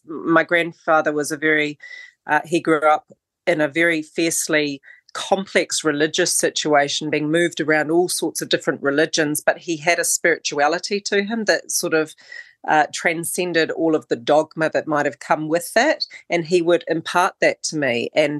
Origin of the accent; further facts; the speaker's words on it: New Zealand; that's part of being a Kiwi, that when I look back, we didn't emerge out of New Zealand. We came here in the family line.